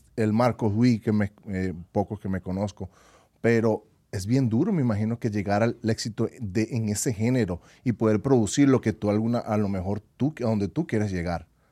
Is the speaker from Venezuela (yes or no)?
yes; Venezuela; now in United States; en mi país, en Venezuela.